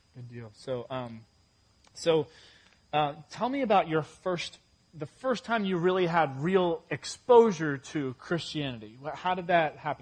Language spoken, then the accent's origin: English; England, United Kingdom; now in United States; I was born in England